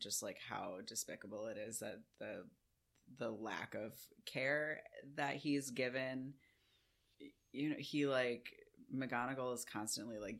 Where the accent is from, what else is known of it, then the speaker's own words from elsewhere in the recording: United Kingdom; we're British